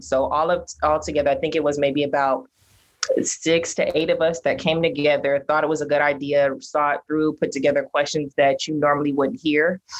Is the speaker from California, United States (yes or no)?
yes; Pasadena, California, United States; I was born and raised in Pasadena, and I somewhat grew up in like Pasadena politics.